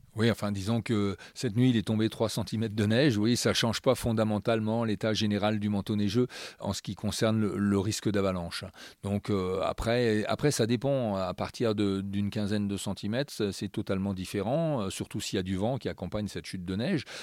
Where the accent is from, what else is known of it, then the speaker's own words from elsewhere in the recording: Alsace, Grand Est, France; moved away as an adult; also born or lived in Strasbourg; now in La Plagne, France; je ne suis pas né à la Plagne, je suis né euh, en Alsace, je suis un Alsacien euh, exporté ici à la Plagne.